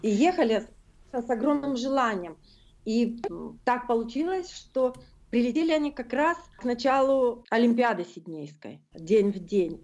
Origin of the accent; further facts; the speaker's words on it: Norilsk, Krasnoyarsk Krai, Russia; moved away as an adult; now in Sydney, Australia; я норильская аборигенка